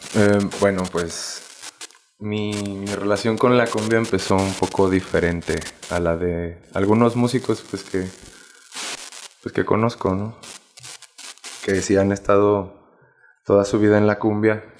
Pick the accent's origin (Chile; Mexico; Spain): Mexico; Zacatecas; moved away; also born or lived in Aguascalientes; yo soy de Zacatecas